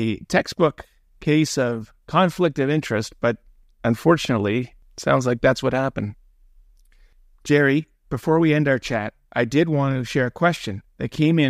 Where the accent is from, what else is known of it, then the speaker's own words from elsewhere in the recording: Toronto, Ontario, Canada; being a kid growing up in Toronto